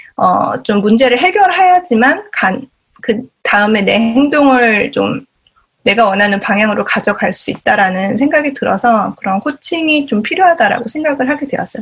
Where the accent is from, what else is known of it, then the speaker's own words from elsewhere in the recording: South Korea; moved away as an adult; now in San Francisco, United States; 저도 한국에서 회사 생활을 하다가 어, 유학을 와서 2014년부터 미국에서 샌프란시스코 베이에리에서 직장 생활을 하고 있고요